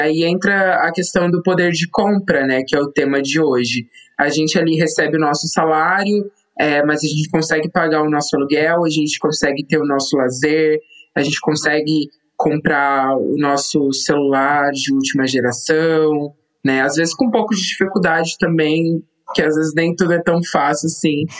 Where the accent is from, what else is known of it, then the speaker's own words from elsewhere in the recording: São José dos Campos, São Paulo, Brazil; moved away as an adult; also born or lived in Extrema, Minas Gerais; now in United Kingdom; eu sou natural de São José dos Campos, interior de São Paulo